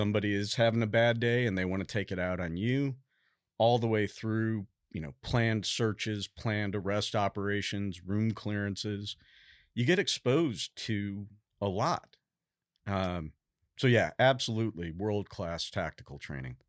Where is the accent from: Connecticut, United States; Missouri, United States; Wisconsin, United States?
Missouri, United States; St. Louis; moved away as an adult; also born or lived in Boston / Fort Stewart, Georgia / Washington, D.C.; now in Texas, United States; I was born and raised in Saint Louis, Missouri, um, all the way through high school